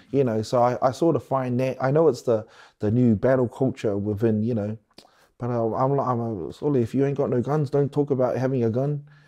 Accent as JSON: {"language": "English", "region": "Wellington", "country": "New Zealand", "said": "I'm from Wellington"}